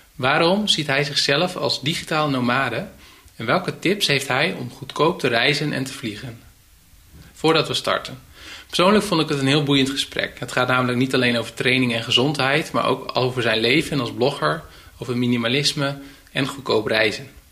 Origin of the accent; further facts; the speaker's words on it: Netherlands; Ik kom uit Hoge